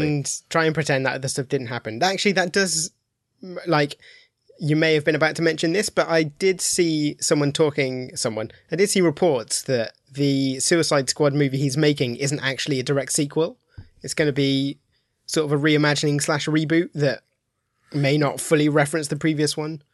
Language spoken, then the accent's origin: English; Midlands, United Kingdom; now in Milton Keynes, United Kingdom; I live in Milton Keynes, but I'm from the Midlands.